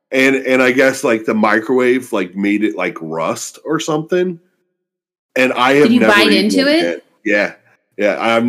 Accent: St. Louis, Missouri, United States; because I'm from St. Louis.

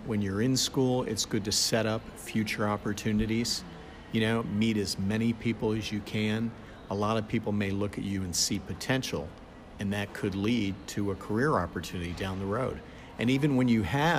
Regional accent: South Florida, United States; also born or lived in Georgia; I grew up in South Florida.

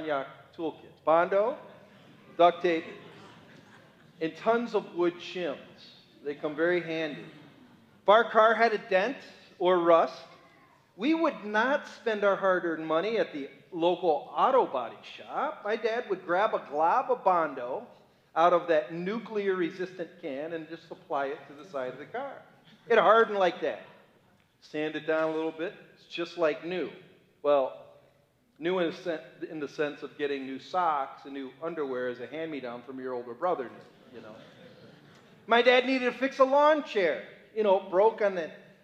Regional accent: Cleveland, Ohio, United States; I'm a boy from Cleveland, Ohio. Those are my origins

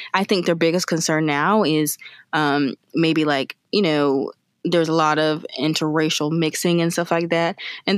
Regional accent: South Carolina, United States; we are from South Carolina

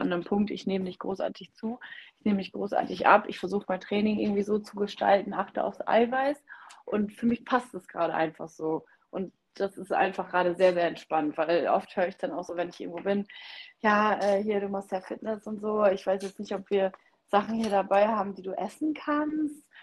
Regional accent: Oldenburger Münsterland, Lower Saxony, Germany; ich komme ja aus dem Norden und hier im Oldenburger Linn-Münsterland essen wir immer sehr, sehr gerne Grünkohl

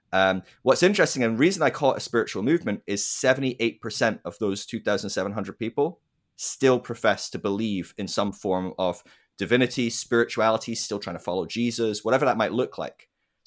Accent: Scotland, United Kingdom; also born or lived in England / Ireland / United States; So I'm from Scotland originally, but I've lived throughout England, Scotland, Ireland, America. I've lived around, so bit of a blend. Hard one to place.

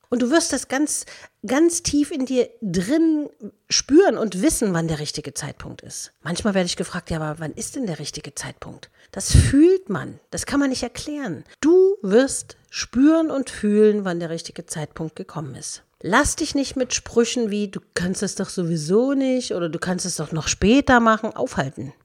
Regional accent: Dresden, Saxony, Germany; moved away; also born or lived in Berlin; ich wollte aus meiner Heimatstadt Dresden weg.

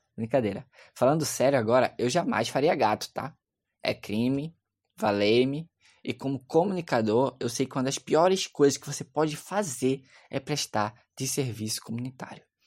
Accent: Recife, Pernambuco, Brazil; onde eu cresci, numa área de morro aqui no Recife

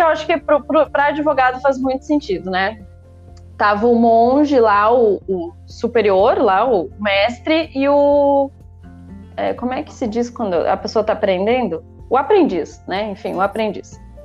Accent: interior of Rio Grande do Sul, Brazil; also born or lived in Porto Alegre; sou natural do interior do Rio Grande do Sul, mas morava em Porto Alegre nessa época

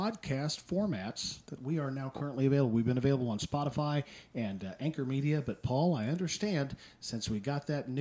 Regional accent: Midwest, United States; I grew up in the Midwest

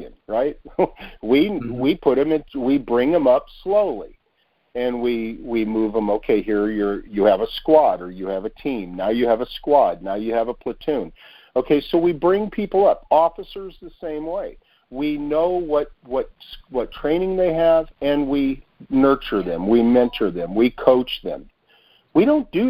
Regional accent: United States; we, as an American

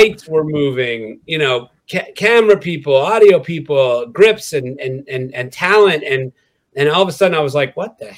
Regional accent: Quebec, Canada; moved away as an adult; now in Los Angeles, United States; I grew up in Quebec

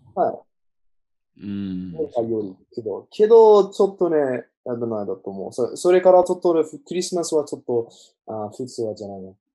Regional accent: Australia; Japanese is a second language; オーストラリア人

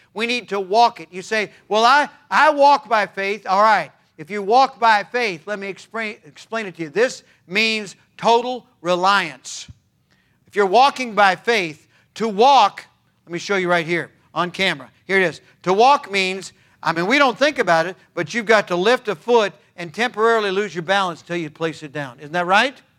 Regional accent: California, United States; I was born and raised in California

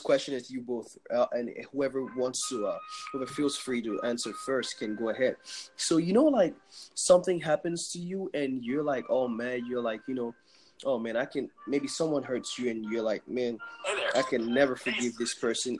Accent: Nigeria; now in United States; I'm from Nigeria

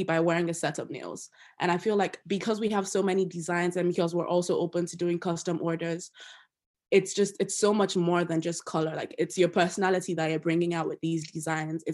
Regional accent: Nigeria; moved away as an adult; now in Loughborough, United Kingdom; I'm also Nigerian. Yes, I'm an international student who's just in the UK for school

